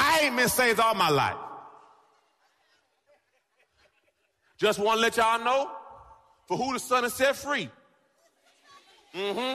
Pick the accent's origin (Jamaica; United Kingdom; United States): Jamaica; I'm Jamaican